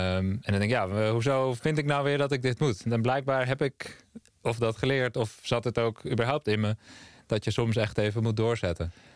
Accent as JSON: {"language": "Dutch", "town": "Amsterdam", "region": "North Holland", "country": "Netherlands", "tie": "born or raised there", "also_born_or_lived": "Amersfoort", "said": "Ja, ik ben opgegroeid in Amsterdam. Eerst in Zuidoost en daarna in Noord"}